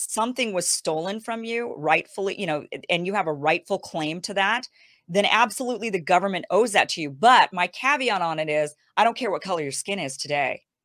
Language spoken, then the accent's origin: English; Idaho, United States; now in California, United States; I'm from Idaho. I grew up in Idaho